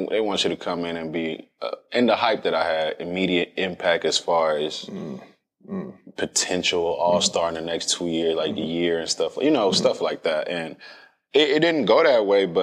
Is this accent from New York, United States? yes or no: no; Dallas, Texas, United States; I'm from Dallas